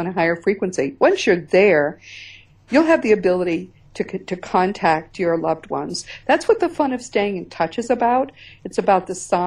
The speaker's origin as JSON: {"language": "English", "region": "Northeast", "country": "United States", "said": "I'm from the Northeast"}